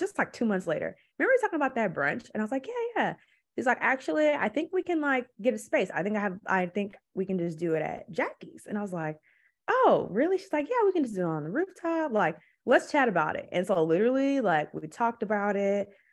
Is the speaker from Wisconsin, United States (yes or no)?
yes; Milwaukee, Wisconsin, United States; moved away as an adult; also born or lived in Los Angeles; now in Portland, United States; I'm from Milwaukee. Milwaukee is I love my city, I will always rep where I'm from, but it's ghetto. And it's a lot of Black people there. It's a lot. It's like forty percent or something. That's pretty high for a city. So, I always grew up having Black teachers